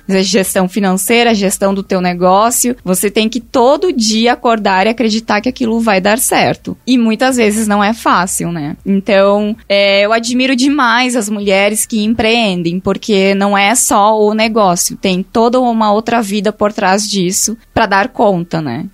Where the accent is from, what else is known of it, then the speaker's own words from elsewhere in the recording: Rio Grande do Sul, Brazil; now in Tauá, Brazil; eu sou lá do Rio Grande do Sul